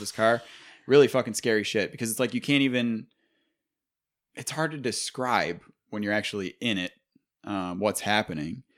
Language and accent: English; Buffalo, New York, United States; we are from Buffalo